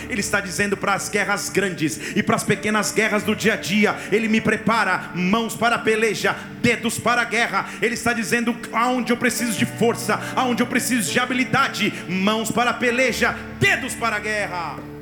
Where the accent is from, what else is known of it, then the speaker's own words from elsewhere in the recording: Barbacena, Minas Gerais, Brazil; Na minha infância, lá em Barbacena